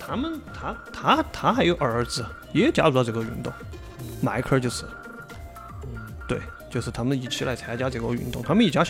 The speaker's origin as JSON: {"language": "Chinese", "country": "China", "said": "这个我们中国人有一句话，一般叫啥？我们一门三杰嘛。"}